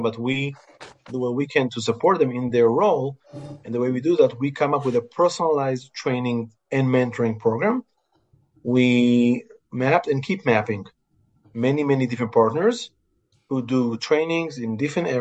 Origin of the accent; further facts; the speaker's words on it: Israel; moved away as an adult; also born or lived in Houston, Texas; I grew up in Israel